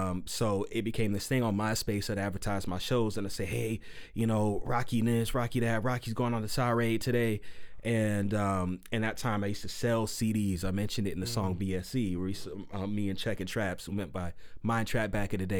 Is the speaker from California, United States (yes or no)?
yes; San Diego, California, United States; moved away as an adult; also born or lived in Canyon Country, California / Pomona, California; now in Phoenix, United States; I'm originally from San Diego. San Diego, I moved up to Canyon Country, and then I moved out to Phoenix